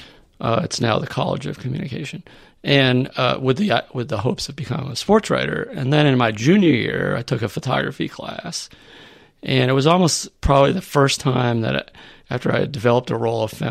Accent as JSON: {"language": "English", "town": "South Dartmouth", "region": "Massachusetts", "country": "United States", "tie": "born or raised there", "also_born_or_lived": "New Bedford, Massachusetts", "moved": "yes", "said": "I grew up in South Dartmouth"}